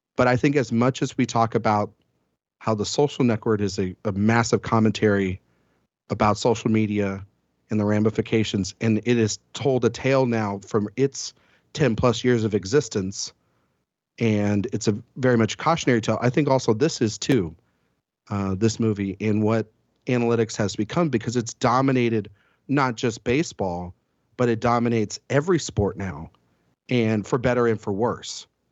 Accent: Texas, United States; I'm from Texas

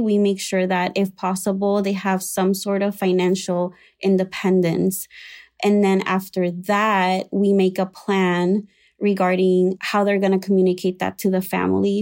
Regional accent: Puerto Rico; moved away as an adult; now in Chicago, United States; I was raised in Puerto Rico in an evangelical slash Pentecostal uh, church.

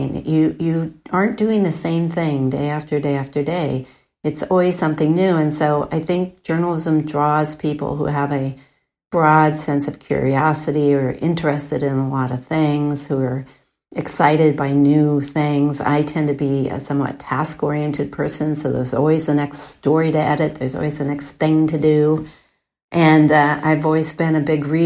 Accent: Portland, Oregon, United States; I grew up in Northwest Portland and a family of five, and we got the Oregonian every day.

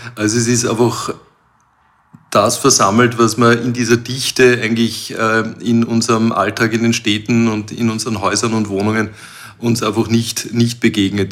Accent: Krems an der Donau, Lower Austria, Austria; ich komme aus Krems an der Donau

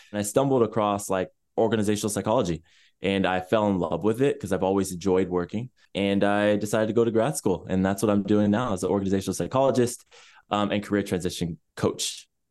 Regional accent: Chula Vista, California, United States; So I was born in San Diego, California, in a city more specifically called Chula Vista, which is less than ten minutes away from the border

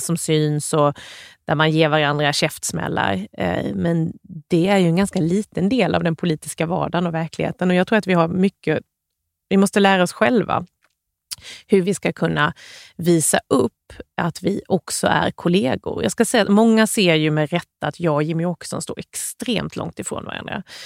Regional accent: Värnamo, Jönköping County, Sweden; Jag är uppvuxen i Gnosjöregionen med väldigt mycket småföretag runt omkring

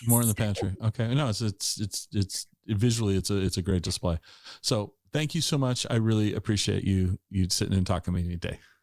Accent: Puyallup, Washington, United States; also born or lived in Ellensburg / Seattle / Tacoma; now in Eastern Washington, United States; I grew up in Puyallup in the Puyallup area

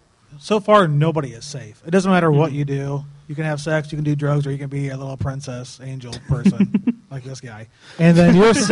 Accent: DeMotte, Indiana, United States; I'm from DeMott. Indiana, up by everybody knows Fair Oaks Farms now, pretty much.

